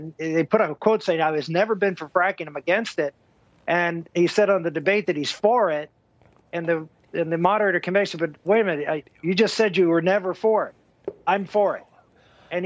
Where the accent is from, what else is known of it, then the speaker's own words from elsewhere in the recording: Pittsburgh, Pennsylvania, United States; I'm from Pittsburgh, not from Philadelphia. So I always defend my Pittsburgh roots